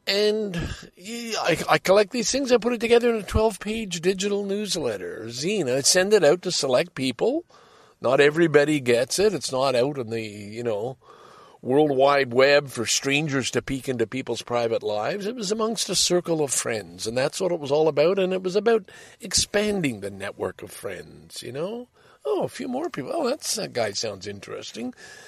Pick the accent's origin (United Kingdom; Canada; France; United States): Canada; Scarborough, Ontario; And I'm from Scarborough, the kid from Scarborough. There's lots of stuff that, hey, yeah, I grew up here.